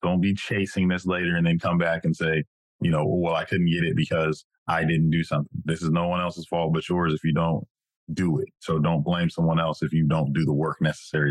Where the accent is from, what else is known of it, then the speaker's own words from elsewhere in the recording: Madera, California, United States; I'm from Madera, California, the thriving metropolis